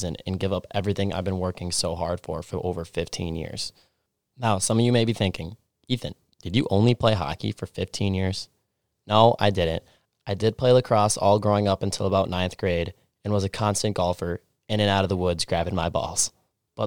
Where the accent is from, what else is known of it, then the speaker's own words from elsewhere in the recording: Stillwater, Minnesota, United States; I grew up in Stillwater, Minnesota, a small town 30 minutes outside of Minneapolis and St. Paul on the Minnesota-Wisconsin border